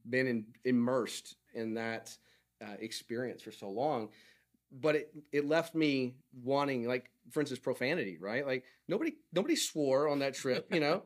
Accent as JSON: {"language": "English", "region": "Oklahoma", "country": "United States", "said": "I am from Oklahoma"}